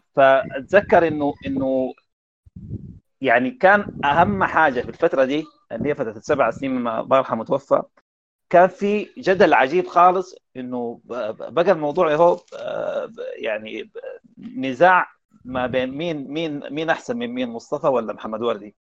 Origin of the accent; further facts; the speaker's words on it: Sudan; عندنا في السودان